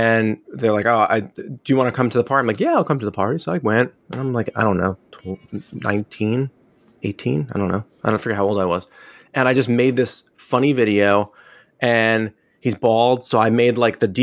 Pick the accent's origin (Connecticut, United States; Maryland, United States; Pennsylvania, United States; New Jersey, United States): New Jersey, United States; Springfield; I grew up in Springfield